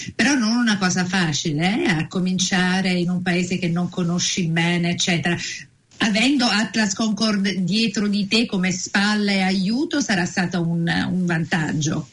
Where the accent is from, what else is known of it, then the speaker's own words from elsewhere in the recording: Naples, Campania, Italy; now in New Zealand; io vengo da Napoli